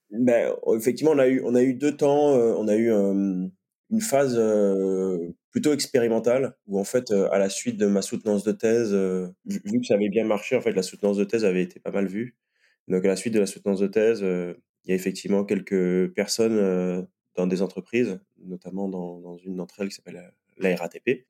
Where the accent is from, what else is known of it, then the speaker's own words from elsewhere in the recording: Guadeloupe; moved away; à l'origine, je viens de Guadeloupe